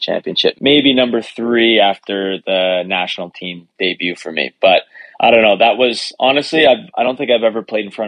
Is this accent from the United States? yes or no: no; Canada; my home country